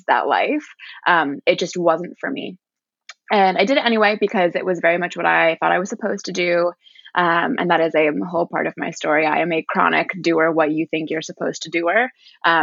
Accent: Washington, District of Columbia, United States; moved away; also born or lived in Virginia; I grew up in Washington, D.C.

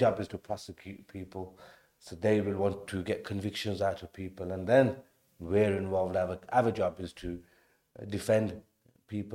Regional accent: Birmingham, West Midlands, United Kingdom; Born and bred in Birmingham

